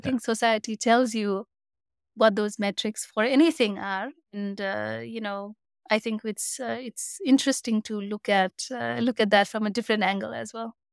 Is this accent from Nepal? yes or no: yes; Nepal; moved away as an adult; also born or lived in Singapore / Canada; now in United States; my home country, Nepal.